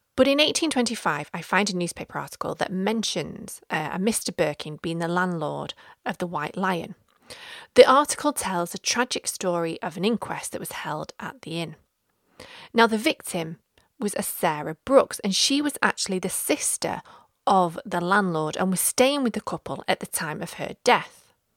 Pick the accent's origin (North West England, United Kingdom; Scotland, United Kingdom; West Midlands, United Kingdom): North West England, United Kingdom; Stockport; we have moved south to my hometown of Stockport